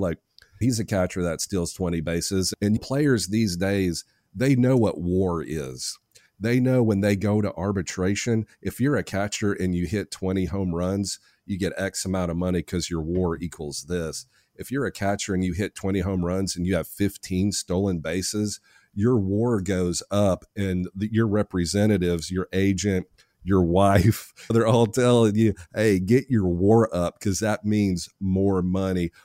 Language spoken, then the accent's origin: English; Nashville, Tennessee, United States; I'm from Nashville